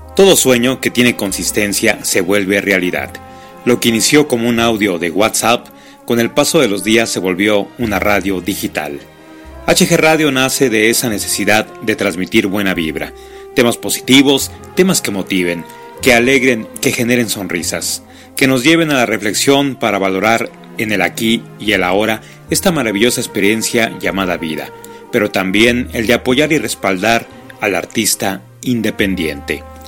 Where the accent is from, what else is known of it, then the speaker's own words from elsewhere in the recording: Chile; cantautor chileno